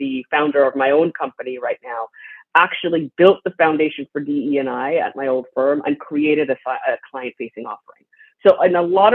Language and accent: English; Trinidad & Tobago; moved away; My father was a pioneer in health equity where I grew up in Trinidad and Tobago